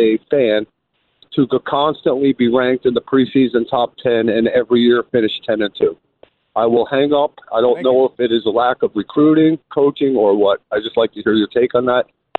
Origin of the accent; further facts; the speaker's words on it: Pennsylvania, United States; now in Virginia, United States; I grew up in Pennsylvania.